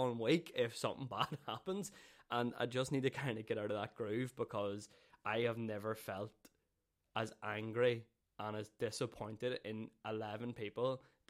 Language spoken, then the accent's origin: English; Downpatrick, Northern Ireland, United Kingdom; also born or lived in Belfast; I grew up in Downpatrick, and I was split between Downpatrick, and I spent my weekends in Belfast with my dad.